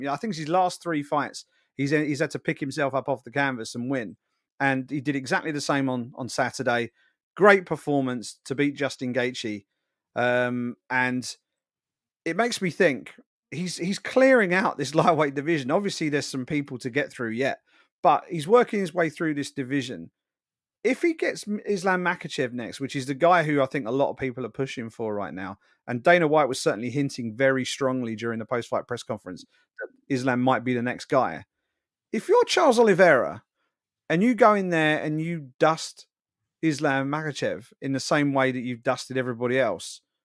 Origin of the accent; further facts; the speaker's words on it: United Kingdom; I'm a Brit